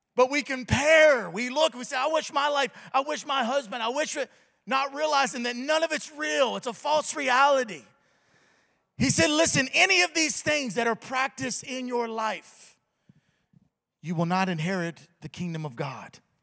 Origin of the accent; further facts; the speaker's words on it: the South, United States; I'm from the South